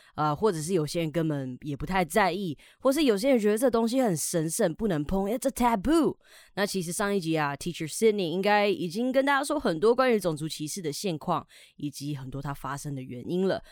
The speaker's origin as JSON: {"language": "Chinese", "country": "Taiwan", "said": "我们台湾人"}